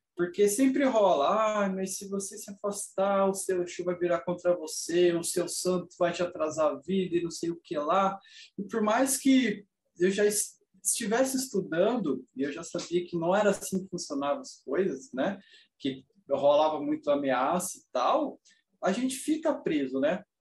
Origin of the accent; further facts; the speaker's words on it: Brazil; como bom brasileiro, a minha família em si é, tem bases no catolicismo